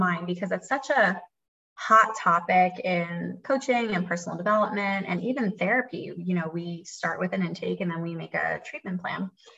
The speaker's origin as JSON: {"language": "English", "town": "Philadelphia", "region": "Pennsylvania", "country": "United States", "moved": "as an adult", "lives_now": "Raleigh, United States", "said": "I'm from Philly and I am a licensed mental health therapist"}